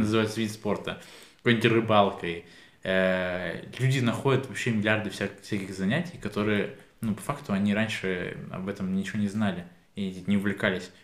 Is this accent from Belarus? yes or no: no; Kyiv, Ukraine; я говорю, из Киева